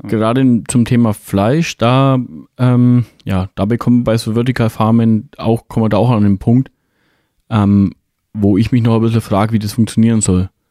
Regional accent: Bavaria, Germany; bei uns in Bayern

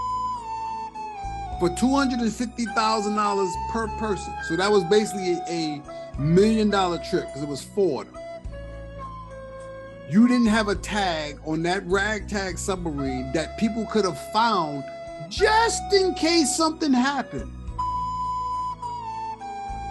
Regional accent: New York, United States; we're from New York

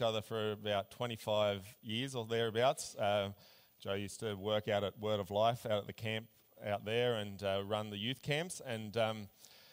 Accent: Australia; also born or lived in Berlin, Germany; I was born in Berlin, actually. Came out to Australia when I was about 3

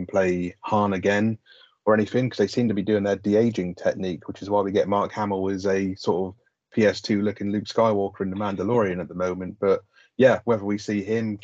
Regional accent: United Kingdom; we're British, we get the lingo and the style a bit more

